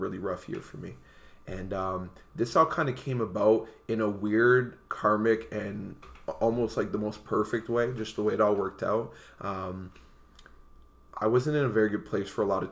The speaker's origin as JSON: {"language": "English", "town": "Windsor", "region": "Ontario", "country": "Canada", "tie": "born or raised there", "also_born_or_lived": "Montreal / Ottawa", "said": "I was born in Montreal, and I was raised in Windsor, Ontario."}